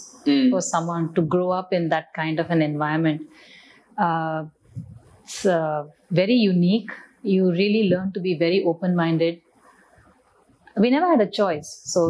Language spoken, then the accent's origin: English; Delhi, India; also born or lived in Chennai / Jabalpur / Secunderabad; Some years in Jabalpur, that's in Madhya Pradesh, in Secunderabad, and then in Delhi. So that's where I finished my high school.